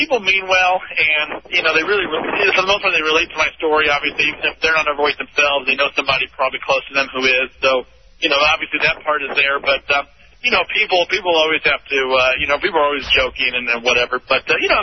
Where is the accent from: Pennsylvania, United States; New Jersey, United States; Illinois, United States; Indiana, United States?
Indiana, United States; Indianapolis; from Indianapolis, Indiana